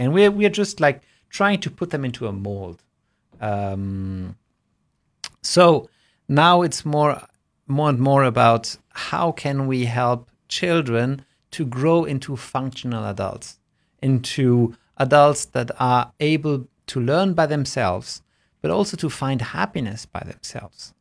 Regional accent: Germany; when I was growing up in Germany, even in in primary school

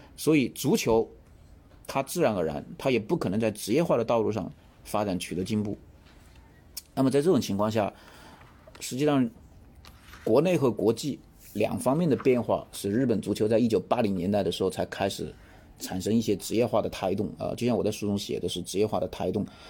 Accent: China; 尤其是对于我们中国人来说

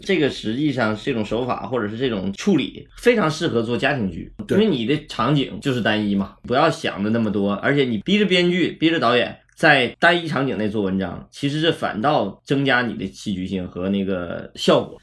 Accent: Northeast China, China; accent: Northeastern (Dongbei); 东北话语言里头就经常没有主谓宾

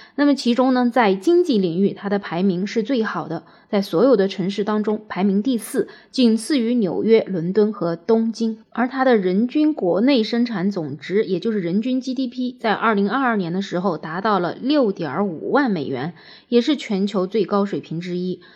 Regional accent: China

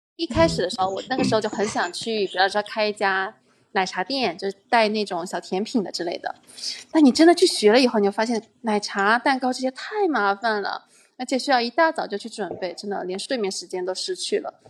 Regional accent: Madrid, Community of Madrid, Spain; also born or lived in China; 我从小来的城市，第一个城市落脚点就是马德里，然后在这边生活了哦很久

